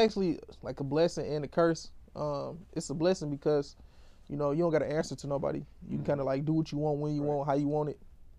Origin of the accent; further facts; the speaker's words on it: Detroit, Michigan, United States; I'm from Detroit.